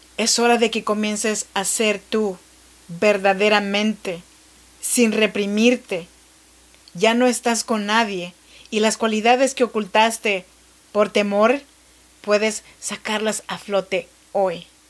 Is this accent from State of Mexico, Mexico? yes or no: no; Chinantec region, Oaxaca, Mexico; now in Sacramento, United States; Yo soy mexicana, oaxaqueña, de la región chinanteca.